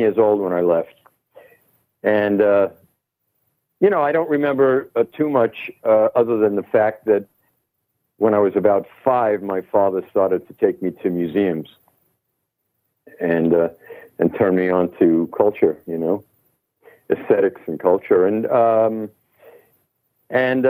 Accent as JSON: {"language": "English", "town": "New York City", "region": "New York", "country": "United States", "tie": "born or raised there", "also_born_or_lived": "London / Los Angeles", "moved": "as an adult", "said": "I'm born and raised in Manhattan. Actually, Brooklyn for a very short time, Brooklyn, New York"}